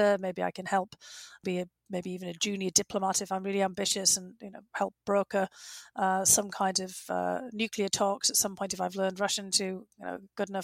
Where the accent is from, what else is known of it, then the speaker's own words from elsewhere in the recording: Bishop Auckland, North East England, United Kingdom; in my home region of County Durham, around my hometown of Bishop Auckland